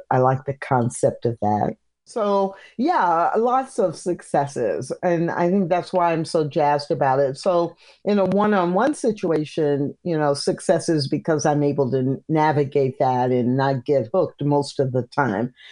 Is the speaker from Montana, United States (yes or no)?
no; Missouri, United States; also born or lived in Illinois / Kansas; now in Texas, United States; I live in Texas, but I grew up in the Midwest, Missouri, Illinois, Kansas.